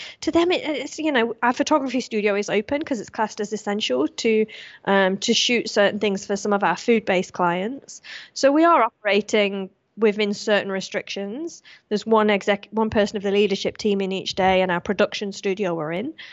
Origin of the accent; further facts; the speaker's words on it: Australia; this is where I kind of want to turn on my citizenship and say I'm British instead of Australian